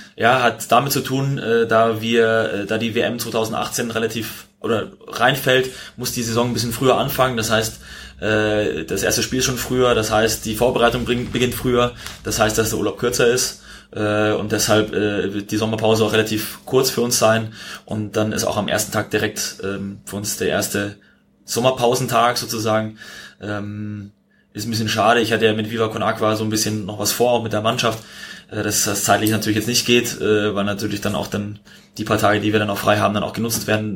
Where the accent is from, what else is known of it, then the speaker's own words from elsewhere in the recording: Munich, Bavaria, Germany; moved away; ich bin in München aufgewachsen